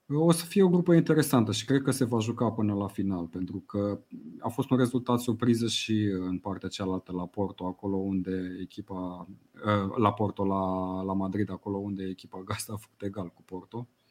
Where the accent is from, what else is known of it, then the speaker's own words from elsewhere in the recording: Romania; noi ca români